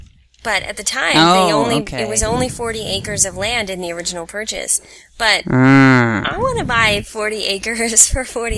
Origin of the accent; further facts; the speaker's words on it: Hampton Roads, Virginia, United States; now in New York, United States; my hometown